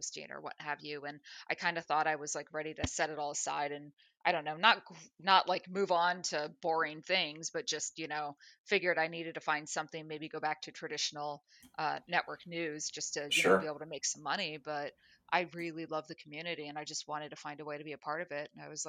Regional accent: Florida, United States; also born or lived in Minnesota; now in Los Angeles, United States; I was born in Minnesota, grew up in South Florida, went to college and worked in Central Florida, moved to Mobile, Alabama for a news station, moved back to Orlando

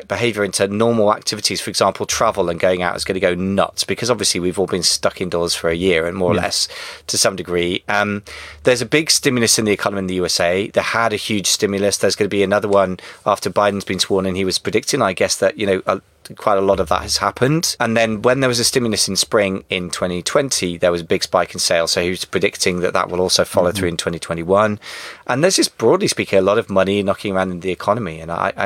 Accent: United Kingdom; as a Brit

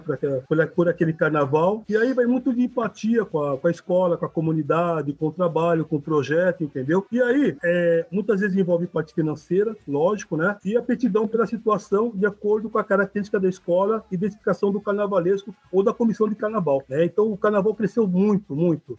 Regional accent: São Paulo, Brazil; now in Porto Alegre, Brazil; eu sou de São Paulo, estou em Porto Alegre, mas eu sou de São Paulo

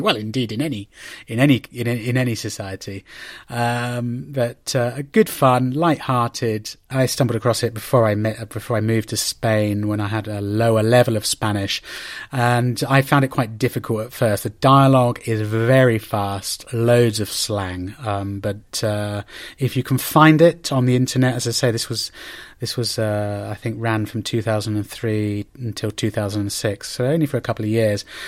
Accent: Oxford, South East England, United Kingdom; my hometown uh, in Oxford

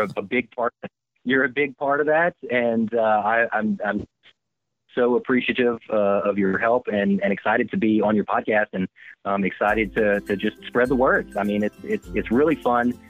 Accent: Louisiana, United States; now in San Francisco Bay Area, United States; I'm from Louisiana

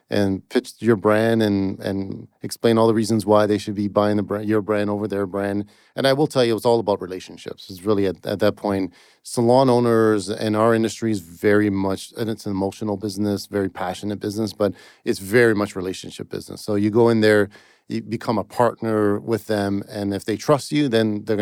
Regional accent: Toronto, Ontario, Canada; In Toronto, Canada.

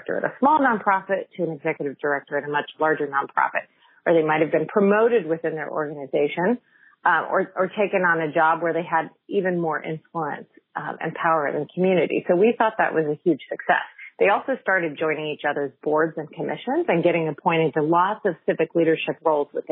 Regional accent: Fresno, California, United States; moved away; I grew up in Fresno

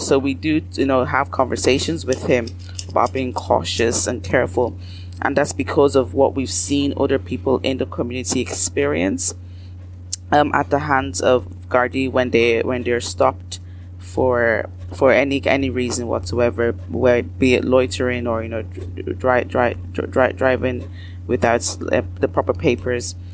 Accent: Ireland; Irish, as Black Irish people

